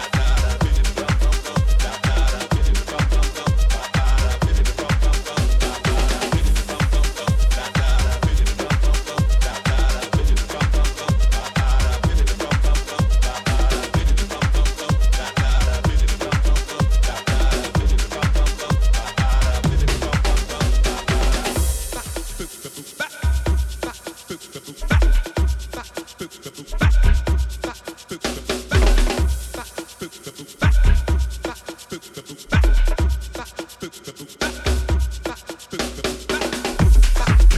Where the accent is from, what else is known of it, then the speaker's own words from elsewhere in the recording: New York City, New York, United States; musician in my hometown, Jamaica, Queens, New York